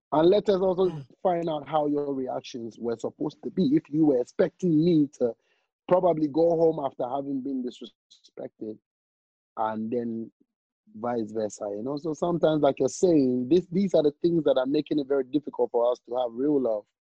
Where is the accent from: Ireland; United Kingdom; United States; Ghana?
Ghana; I'm, I'm from Ghana